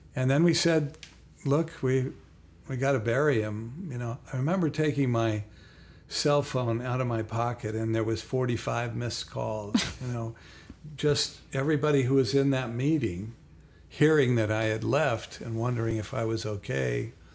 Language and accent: English; Salt Lake City, Utah, United States; moved away as an adult; Salt Lake City. It's my hometown